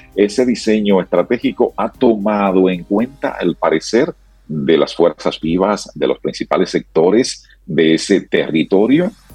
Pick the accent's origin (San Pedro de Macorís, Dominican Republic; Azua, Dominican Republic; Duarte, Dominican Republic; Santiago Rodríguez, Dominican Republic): Santiago Rodríguez, Dominican Republic; Sabaneta; es en mi pueblo, es en Sabaneta, eh, Santiago Rodríguez